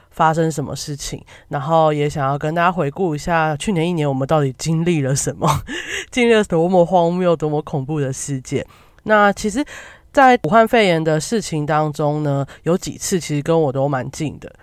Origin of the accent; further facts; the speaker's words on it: Kaohsiung, Taiwan; 那时候我就在高雄，我就是一个高雄人